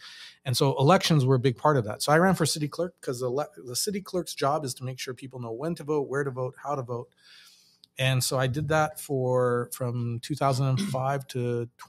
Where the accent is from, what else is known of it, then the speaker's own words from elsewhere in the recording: Boston, Massachusetts, United States; born there; So I was born in Boston, Massachusetts, because my parents, when they moved to the States in the late '60s, they were grad students in Boston